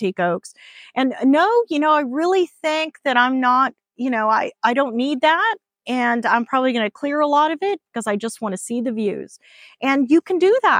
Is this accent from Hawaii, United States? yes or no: yes; Hawaii, United States; now in Texas, United States; I grew up in Hawaii.